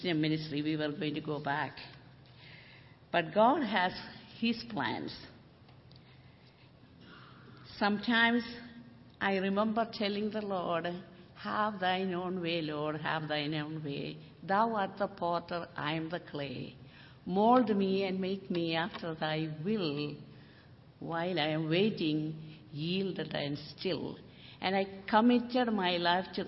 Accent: India; moved away as an adult; now in Portland, United States; I came from India.

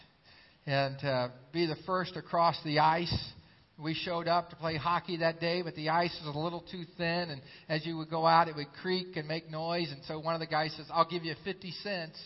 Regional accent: Xenia, Ohio, United States; my hometown of Xenia, Ohio.

